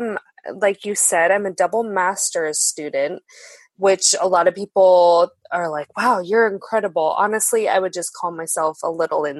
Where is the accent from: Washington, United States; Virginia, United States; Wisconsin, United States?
Washington, United States; Mukilteo; also born or lived in Seattle; I'm actually a local here to the Seattle region. I was born and raised here in Seattle. I grew up in a town called Mukilteo up north with both my parents